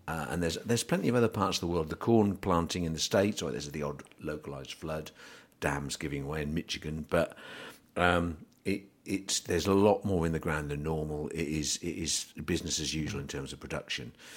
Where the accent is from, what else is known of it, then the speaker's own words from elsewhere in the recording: England, United Kingdom; being an Englishman